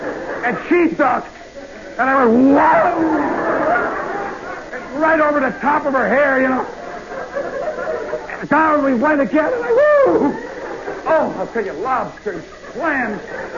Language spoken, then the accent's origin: English; Chicago, Illinois, United States; And she says, where are you from? I'm from Chicago.